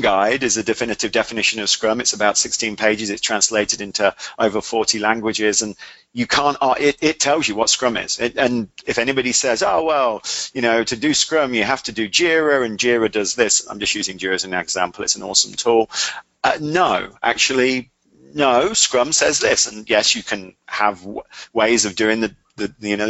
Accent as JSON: {"language": "English", "region": "England", "country": "United Kingdom", "said": "I'm English"}